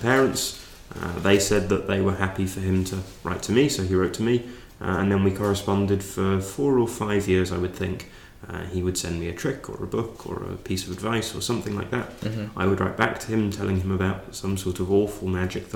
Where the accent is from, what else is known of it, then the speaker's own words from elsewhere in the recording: London, United Kingdom; I grew up in London